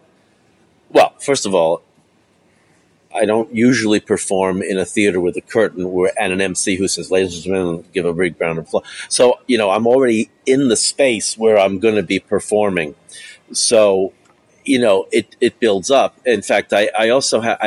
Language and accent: English; New York City, New York, United States; I grew up in New York City